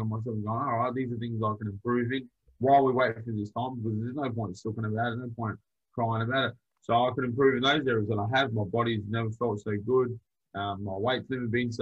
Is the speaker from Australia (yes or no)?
yes; Adelaide, South Australia, Australia; once again, I'm from Adelaide